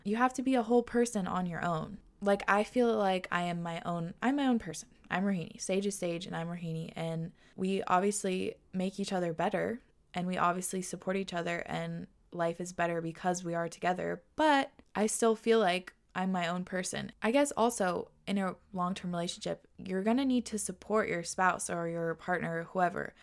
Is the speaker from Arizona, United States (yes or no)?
no; Washington, United States; also born or lived in New York; We moved from New York to Washington where we both grew up, so now we're back home